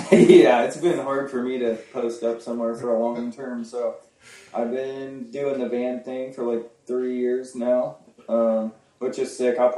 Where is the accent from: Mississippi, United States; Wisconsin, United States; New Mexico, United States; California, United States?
New Mexico, United States; Las Cruces; also born or lived in Alamogordo / southern Colorado; I'm from New Mexico actually. Okay. Uh, Colorado and New Mexico is where I grew up, like southern Colorado and uh, New Mexico area, like Las Cruces and Alamogordo, are like kind of my hometowns.